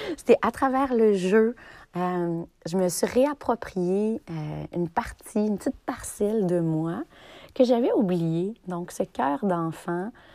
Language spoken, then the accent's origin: French; Notre-Dame-des-Bois, Quebec, Canada; mon histoire commence à Notre-Dame-des-Bois, un petit village des cantons de l'Est. Notre-Dame-des-Bois, c'est là où j'ai grandi de 0 à 12 ans.